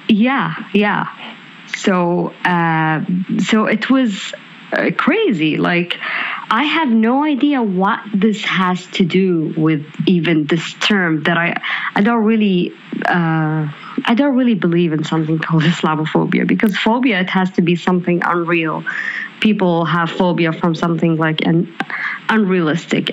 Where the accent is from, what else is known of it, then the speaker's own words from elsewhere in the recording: Saudi Arabia; English is a second language; moved away as an adult; I'm the first Saudi uh, who worked in uh, in Lyft